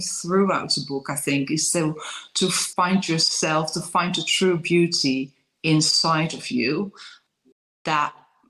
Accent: Netherlands; English is a second language; moved away; I'm raised in Holland, but lived for many years already in English-speaking countries. So I know where my accent is coming from

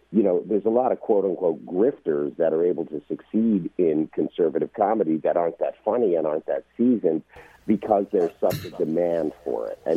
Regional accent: Canada; now in United States; I moved here from Canada ten years ago, so right. I'm a, I'm a legal immigrant. I just became an American citizen on March the 18th

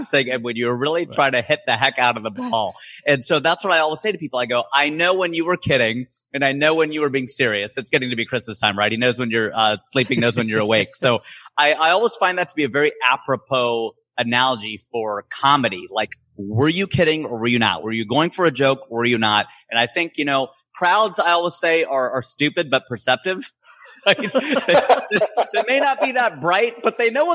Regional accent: Ohio, United States; now in Los Angeles, United States; I'm originally from Ohio

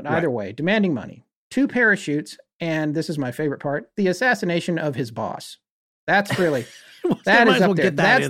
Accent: North Carolina, United States; he actually is from my home state of North Carolina, where I live now

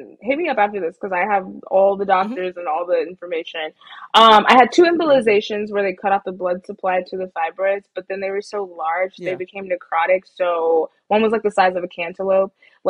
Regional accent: Texas, United States; I will say UT is not basic. I'm from Texas.

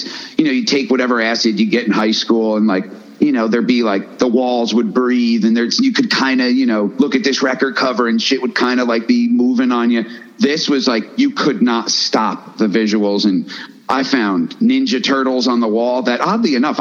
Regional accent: Woodstock, New York, United States; we grew up in Woodstock, man. Woodstock, New York

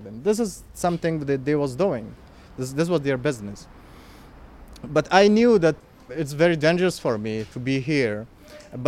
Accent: Kabul, Afghanistan; English is a second language; moved away as an adult; now in Rome, Italy; I'm from Afghanistan, from Kabul. I'm born in Kabul. I had a very comfortable life there.

